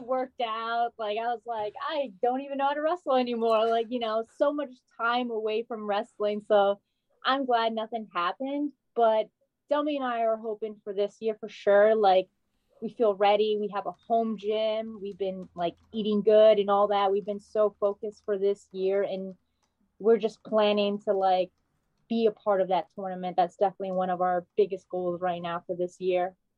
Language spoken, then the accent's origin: English; Rhode Island, United States; I'm from Rhode Island